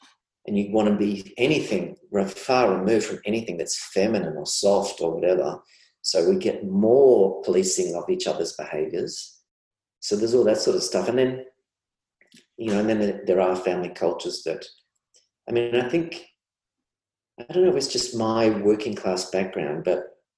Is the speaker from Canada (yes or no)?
no; Australia; I see that as kind of almost widespread and as almost Aussie. You can see this each summer, you know, we're there for people with floods and fires.